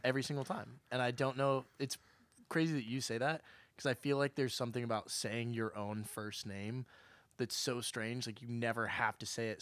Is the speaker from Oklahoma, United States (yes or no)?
yes; Oklahoma, United States; now in Nashville, United States; I'm from Oklahoma